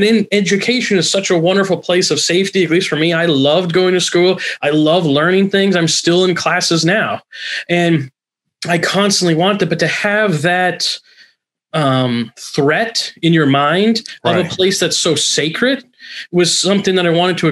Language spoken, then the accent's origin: English; northern California, United States; also born or lived in Oregon / Chicago; now in Los Angeles, United States; I grew up in northern California on the border of California and Oregon